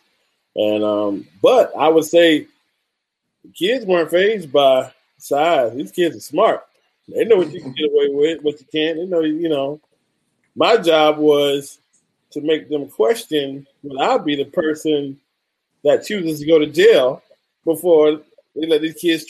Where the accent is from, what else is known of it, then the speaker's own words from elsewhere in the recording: Orlando, Florida, United States; also born or lived in Kentucky; I'm actually from Orlando, which is a rare thing